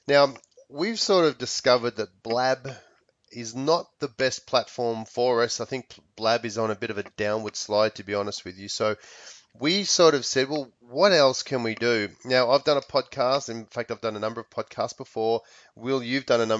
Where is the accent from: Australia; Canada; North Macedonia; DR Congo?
Australia; moved away as an adult; now in Palm Springs, United States; I'm from Australia, but I do live here in the U.S. I live in Palm Springs, sunny Palm Springs in California, and have been in the States for nearly 10 years.